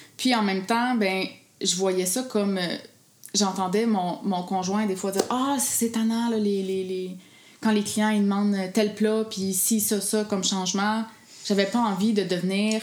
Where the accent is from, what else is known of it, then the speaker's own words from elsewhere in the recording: Gaspésie, Quebec, Canada; je viens de la Gaspésie